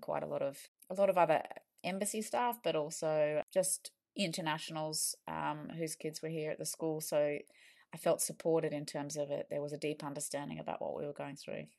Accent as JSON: {"language": "English", "country": "Australia", "moved": "as an adult", "lives_now": "London, United Kingdom", "said": "we are from Australia and we, uh, posted over here with the Aussie government"}